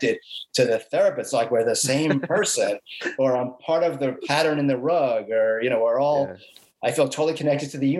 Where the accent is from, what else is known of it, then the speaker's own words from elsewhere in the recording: New York City, New York, United States; I grew up in the Bronx